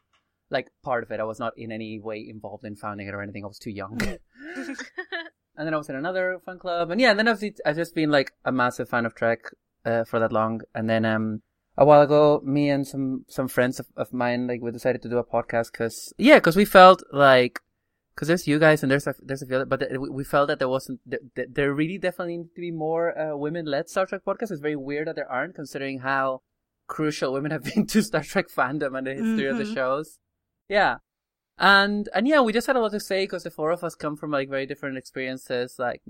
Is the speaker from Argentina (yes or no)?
yes; Argentina; English is a second language; also born or lived in Ireland; now in Scotland, United Kingdom; I'm from Argentina, grew up there, and then I lived in Ireland for like a decade, and then I've been living in Scotland for the last 5 or 6 years.